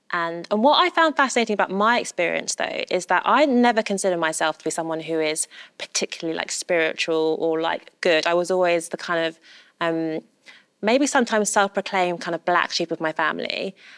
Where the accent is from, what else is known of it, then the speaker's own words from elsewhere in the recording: London, United Kingdom; I'm such a Londoner